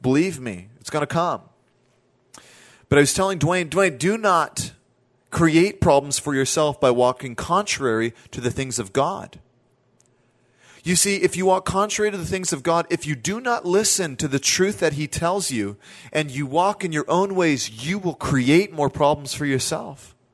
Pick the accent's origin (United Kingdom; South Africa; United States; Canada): United States; Southern California; I told her I was from Southern California